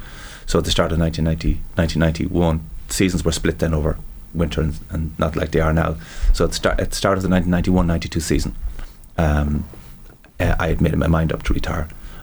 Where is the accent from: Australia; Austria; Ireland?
Ireland; Leinster; Because I think when you're growing up in Meath, like, you know, Dublin is the big city.